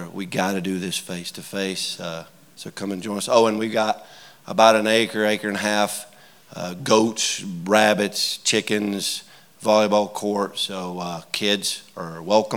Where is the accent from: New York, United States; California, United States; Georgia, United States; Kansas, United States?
Georgia, United States; moved away as an adult; now in Utah, United States; If you can tell from my accent, I'm a little further south than that. So I grew up in Georgia.